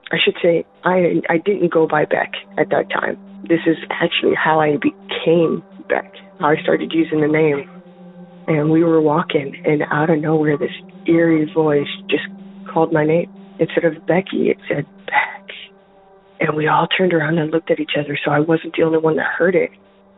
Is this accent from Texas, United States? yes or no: no; Rapid City, South Dakota, United States; now in Michigan, United States; I'm from Michigan. I'm calling in regards to episode 7, Sarah's comment about the Black Hills. I grew up in Rapid City.